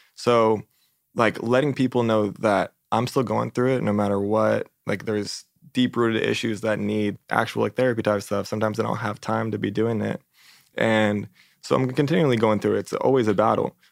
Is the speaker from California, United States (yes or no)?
yes; San Diego, California, United States; moved away as an adult; also born or lived in Arizona; now in Los Angeles, United States; I grew up in San Diego